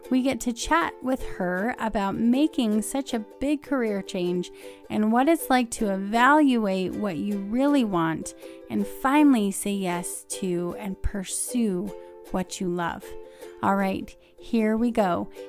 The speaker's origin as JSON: {"language": "English", "region": "Southern California", "country": "United States", "moved": "as an adult", "lives_now": "Colorado, United States", "said": "So I'm originally from Southern California."}